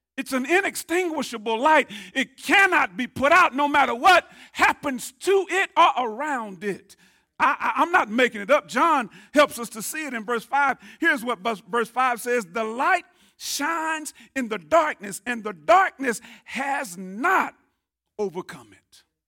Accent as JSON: {"language": "English", "town": "Tyler", "region": "Texas", "country": "United States", "tie": "born or raised there", "said": "I grew up here in Tyler."}